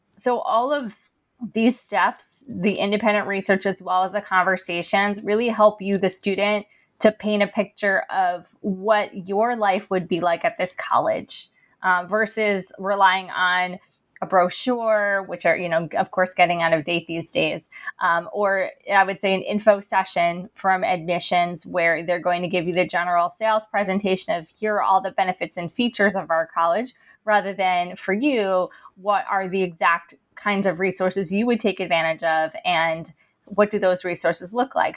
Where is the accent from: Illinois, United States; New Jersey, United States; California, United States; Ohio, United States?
New Jersey, United States; Princeton; growing up in Princeton and attending elite colleges